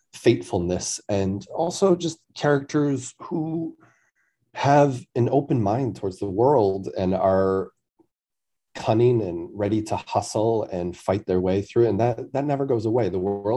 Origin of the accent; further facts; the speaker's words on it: Wareham, Massachusetts, United States; now in New York, United States; I'm from a town called Wareham down on the south coast of Massachusetts